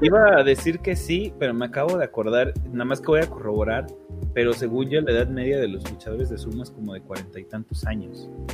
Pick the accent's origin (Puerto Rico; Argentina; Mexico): Mexico; como mexicanos